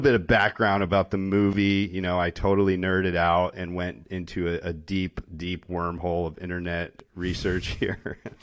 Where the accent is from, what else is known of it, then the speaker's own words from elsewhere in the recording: Connecticut, United States; growing up in Connecticut